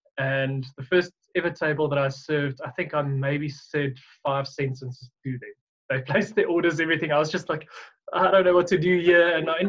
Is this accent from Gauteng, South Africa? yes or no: yes; Pretoria, Gauteng, South Africa; I was born and raised in Pretoria and spent my whole life here.